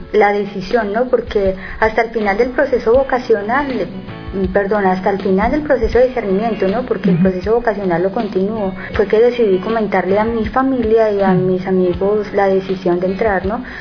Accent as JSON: {"language": "Spanish", "country": "Colombia", "moved": "yes", "said": "Soy colombiana"}